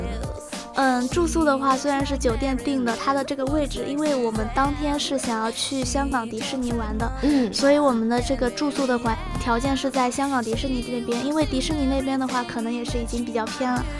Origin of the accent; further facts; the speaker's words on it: China; 我们大陆这边